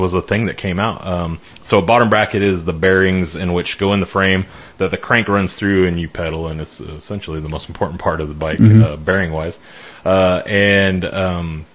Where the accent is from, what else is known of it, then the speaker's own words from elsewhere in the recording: Colorado, United States; also born or lived in West Fork, Arkansas; now in Arkansas, United States; We grew up in Colorado